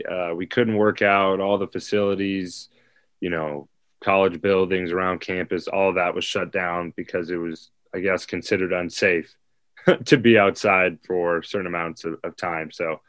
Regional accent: Fresno, California, United States; moved away as an adult; now in Nebraska, United States; I came from Fresno

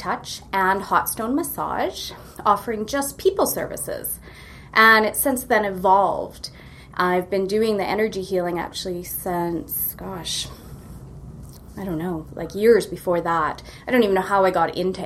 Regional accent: Kamloops, British Columbia, Canada; also born or lived in Vancouver; now in Kelowna, Canada; I grew up in Kamloops

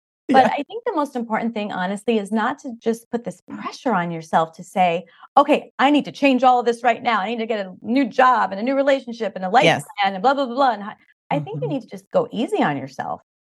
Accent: Long Island, New York, United States; moved away; we grew up in Long Island, New York, and whoever knows that area, it's really funny. The New York accents are very thick.

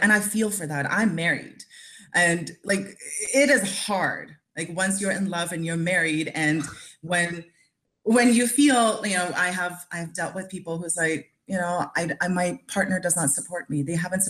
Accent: India; I'm Indian Chinese, so I came from India, and I'm Chinese.

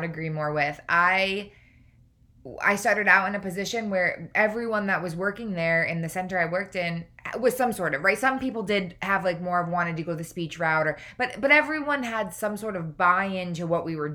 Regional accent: upstate New York, United States; moved away as an adult; also born or lived in Boston; I'm from New York as well. When I lived in New York, upstate New York, there was nothing.

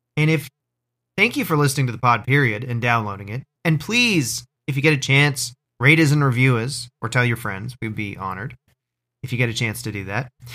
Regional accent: Orangeville, Ontario, Canada; growing up in Orangeville, Ontario

